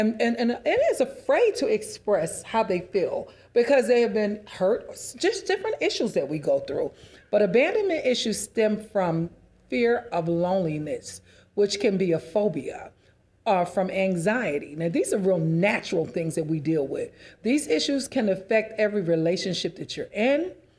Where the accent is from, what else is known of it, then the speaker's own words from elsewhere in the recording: New York City, New York, United States; I grew up in New York City, so I had to stop it.